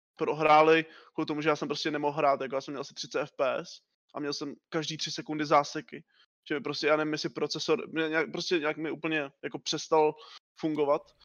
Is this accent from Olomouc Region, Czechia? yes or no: no; Liberec, Liberec Region, Czechia; jsem z Liberce